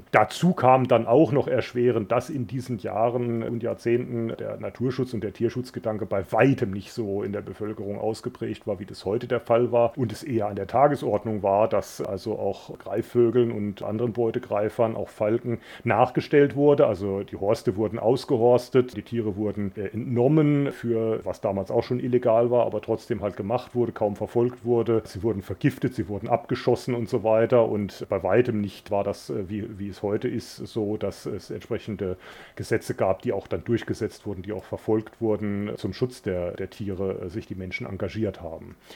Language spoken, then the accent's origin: German; Germany; dann bin ich in der, in der Gegend in Deutschland aufgewachsen